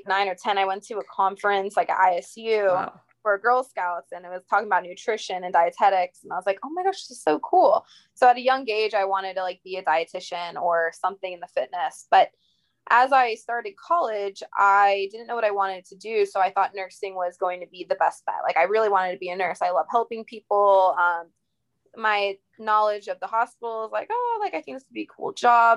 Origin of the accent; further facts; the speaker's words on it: Indiana, United States; moved away as an adult; also born or lived in Long Island, New York; now in Tampa, United States; I'm originally from Long Island, New York, lived in Indiana, grew up there since I was 5